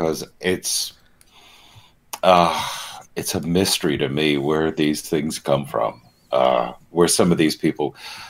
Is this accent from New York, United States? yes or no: no; Philadelphia, Pennsylvania, United States; moved away; also born or lived in South Florida; I'm from Philadelphia originally. My family's from Philadelphia. And I grew up in Philadelphia and in South Florida. And I grew up in a part of South Florida where most people were from Philadelphia.